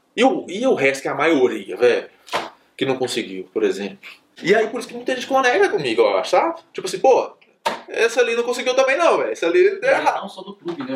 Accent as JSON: {"language": "Portuguese", "region": "interior of Minas Gerais", "country": "Brazil", "tie": "born or raised there", "said": "Eu sou do interior de Minas. Aí no interior eu jogava muita bola"}